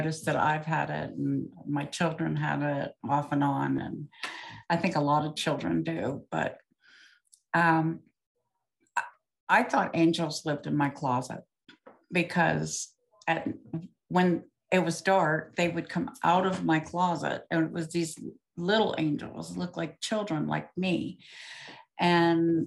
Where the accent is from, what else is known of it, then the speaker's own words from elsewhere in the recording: Ohio, United States; also born or lived in Circleville, Ohio; I was born in Ohio